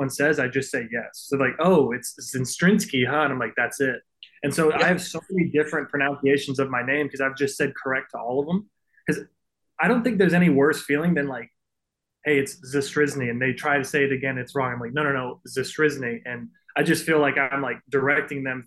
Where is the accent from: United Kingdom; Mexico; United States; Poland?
United States; Corpus Christi, Texas; born or raised there; also born or lived in Canada